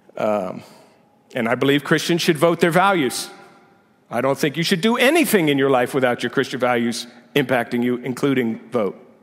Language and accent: English; United States; my identity as American